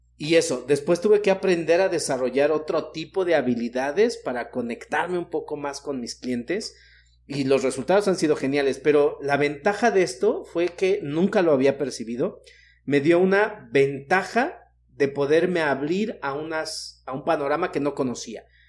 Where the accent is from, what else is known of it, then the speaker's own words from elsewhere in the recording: Mexico City, Mexico; yo que soy de la Ciudad de México